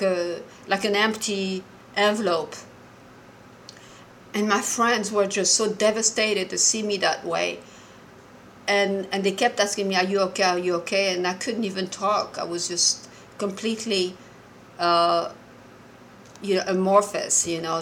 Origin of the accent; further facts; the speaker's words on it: Morocco; I'm Jewish and I was born and raised in Morocco